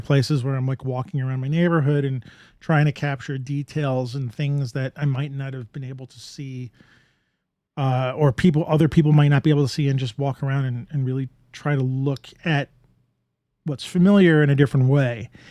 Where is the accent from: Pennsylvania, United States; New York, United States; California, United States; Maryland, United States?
New York, United States; being a New Yorker